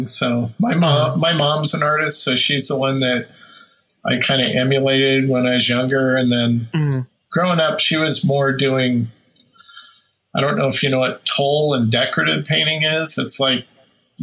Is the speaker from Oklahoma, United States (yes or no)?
no; Olympia, Washington, United States; grew up down in the capital, Olympia, so around the Puget Sound